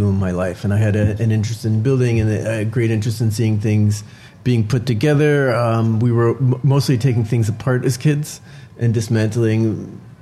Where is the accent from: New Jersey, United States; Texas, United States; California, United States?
New Jersey, United States; now in New York City, United States; I grew up in New Jersey